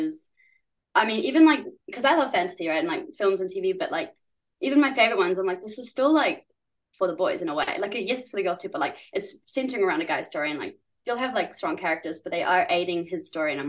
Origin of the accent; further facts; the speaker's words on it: New Zealand; accent: Kiwi; also born or lived in San Francisco, United States / Germany; we came here when I was like seven, and I guess pretty Kiwi now by culture you probably think I sound Kiwi